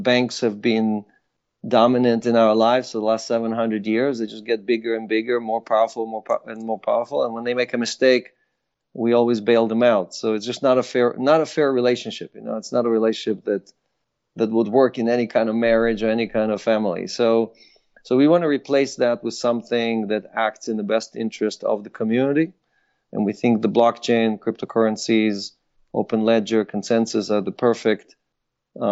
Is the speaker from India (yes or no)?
no; Israel; English is a second language; moved away as an adult; also born or lived in Ukraine; now in United States; I was born in Ukraine, grew up in Israel